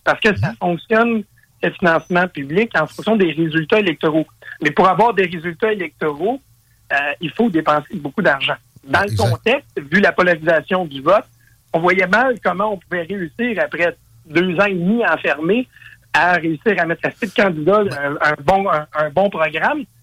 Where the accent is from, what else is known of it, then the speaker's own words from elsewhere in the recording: Quebec, Canada; je suis un Québécois